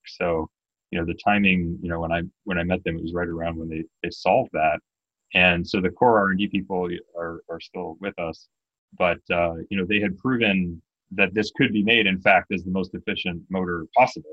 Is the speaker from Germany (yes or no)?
no; Canada; I'm Canadian